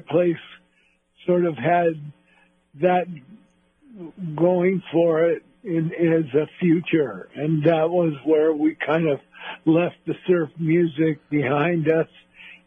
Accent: Los Angeles, California, United States; we grew up in the South Bay of Los Angeles.

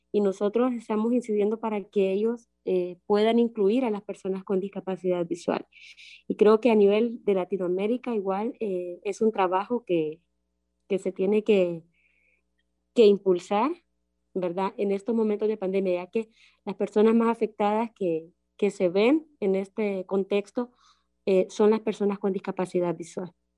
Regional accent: Honduras; soy de Honduras

